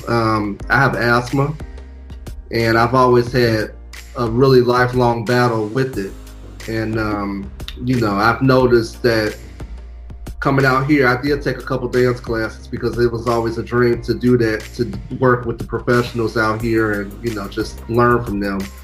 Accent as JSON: {"language": "English", "town": "Chicago", "region": "Illinois", "country": "United States", "tie": "born or raised there", "moved": "as an adult", "lives_now": "Los Angeles, United States", "said": "I live in LA. I'm originally from Chicago, Illinois, the south suburbs. Uh, born and raised"}